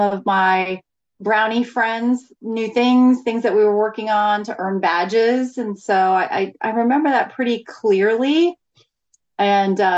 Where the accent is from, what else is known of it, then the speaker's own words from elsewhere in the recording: Florida, United States; I grew up in Florida